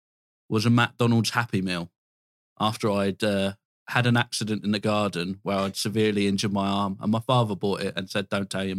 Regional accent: Dover, South East England, United Kingdom; I'm from Dover.

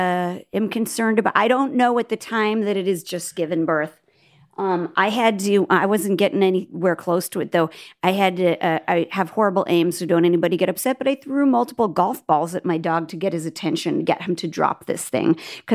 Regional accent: Nebraska, United States; We are from Nebraska.

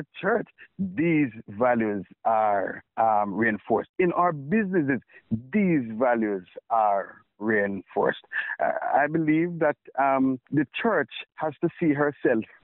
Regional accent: Jamaica; I operate as a Jamaican

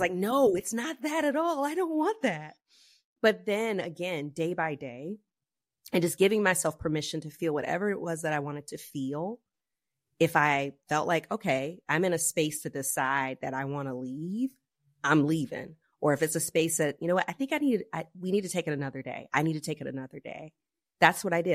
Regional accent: the South, United States; I grew up in the South, um, in the eighties

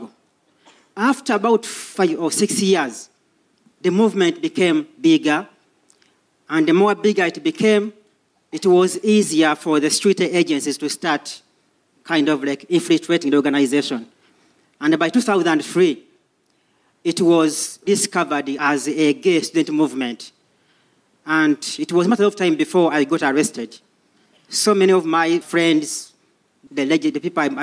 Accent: Uganda; moved away as an adult; now in London, United Kingdom; I come from Uganda originally. And when I was in a college in Uganda

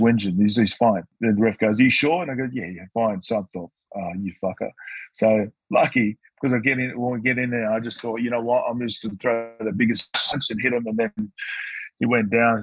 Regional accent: Newcastle, New South Wales, Australia; also born or lived in Tonga; I spent a lot of my time growing up in Newcastle with my mum's brother

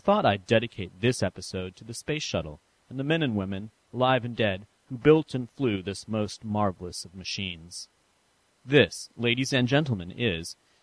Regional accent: San Francisco, California, United States; moved away; I visited my hometown of San Francisco

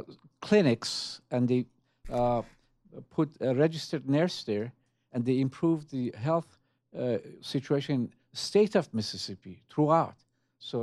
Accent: Tehran, Tehran Province, Iran; born there; English is a second language; I was born in Tehran.

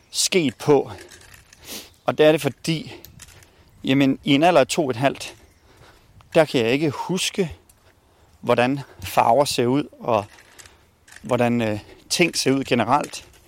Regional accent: Bosnia & Herzegovina; now in Denmark; Jeg kommer oprindeligt fra Bosnien. … Øh, og vi kom til, øh, til Danmark i, øh, i 1993.

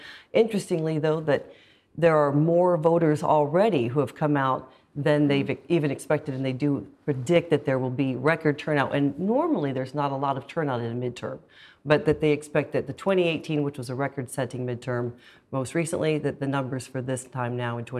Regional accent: United States; moved away; I'm American

